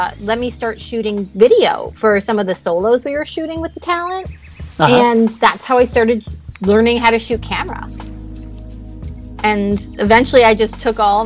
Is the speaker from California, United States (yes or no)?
no; New York, United States; moved away as an adult; now in Los Angeles, United States; We grew up in New York. We actually grew up together, went to high school together, high school sweethearts